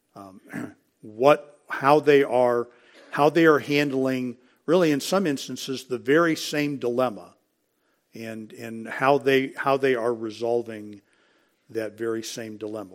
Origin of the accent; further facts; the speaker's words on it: United States; We're, we're American, and we're coming back to the United States, which is our home